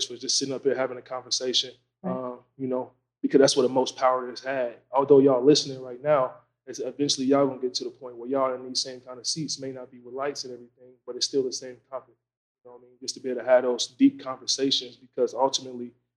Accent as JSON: {"language": "English", "region": "Wisconsin", "country": "United States", "also_born_or_lived": "Tennessee", "moved": "as an adult", "said": "I'm from Wisconsin, up north, made my way down here"}